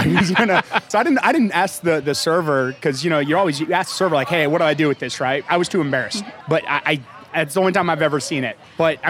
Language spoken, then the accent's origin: English; Dallas, Texas, United States; So I'm from Dallas, and Torchy's is an Austin thing.